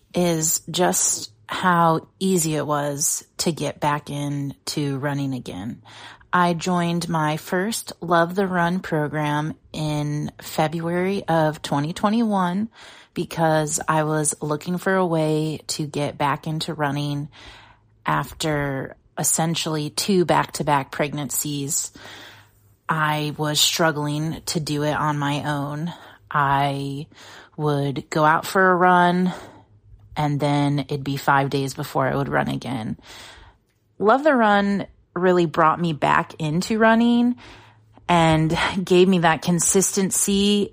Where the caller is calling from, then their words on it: DeWitt, Michigan, United States; I'm calling from DeWitt, Michigan.